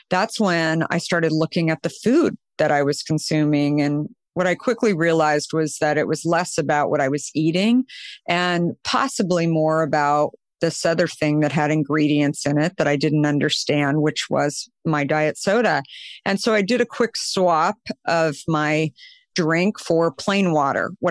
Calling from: California, United States; I am in Marin County, just over the San Francisco Golden Gate Bridge.

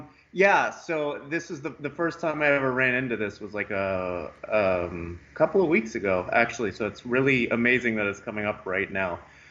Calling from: California, United States; I'm from California.

